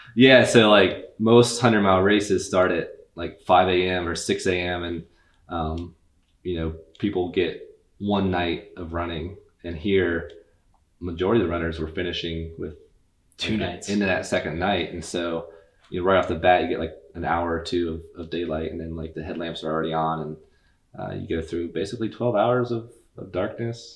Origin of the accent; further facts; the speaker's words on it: Athens, Ohio, United States; We're both from Athens